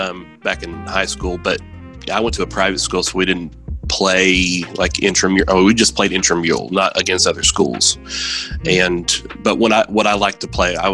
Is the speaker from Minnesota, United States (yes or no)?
no; Chattanooga, Tennessee, United States; now in McMinnville, United States; I'm 41. I'm originally from Chattanooga, Tennessee, and right now I reside in McMinnville, Tennessee.